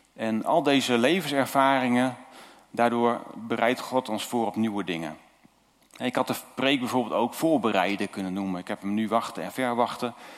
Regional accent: Zuidwolde, Drenthe, Netherlands; moved away as an adult; also born or lived in Julianadorp, Noord-Holland; geboren in Zuidwolde en eh, we, zijn daar, eh, we woonden daar. En toen gingen we naar Noord-Holland

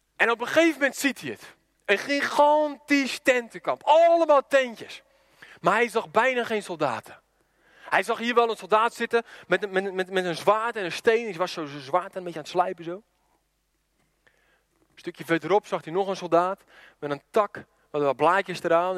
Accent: Randstad, Netherlands; moved away; waar ik vandaan kom, een beetje de Randstad

